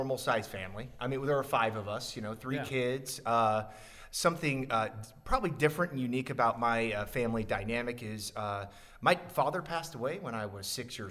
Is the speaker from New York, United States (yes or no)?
no; Council Bluffs, Iowa, United States; I grew up here in Council Bluffs, Omaha metro area